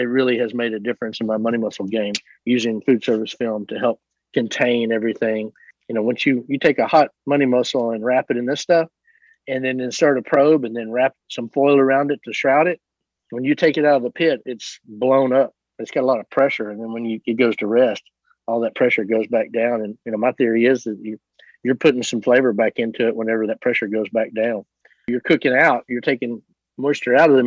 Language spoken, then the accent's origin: English; Southeast Oklahoma, United States; moved away; I'm from Southeast Oklahoma